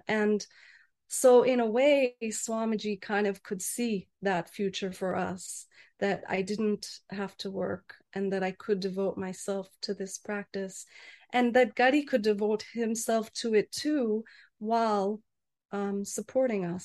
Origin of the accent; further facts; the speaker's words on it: United States; I'm American